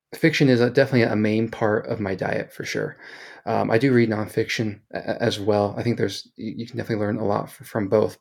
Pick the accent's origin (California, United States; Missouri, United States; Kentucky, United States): Missouri, United States; Kansas City; now in Salt Lake City, United States; originally from Kansas City, so I'm a, a big barbecue and Kansas City sports guy